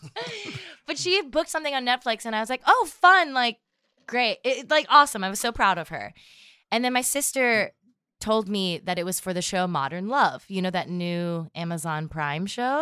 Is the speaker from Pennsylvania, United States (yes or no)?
yes; Erie, Pennsylvania, United States; also born or lived in Philadelphia, Pennsylvania; I, um, grew up outside of Philadelphia and then moved to Erie, Pennsylvania.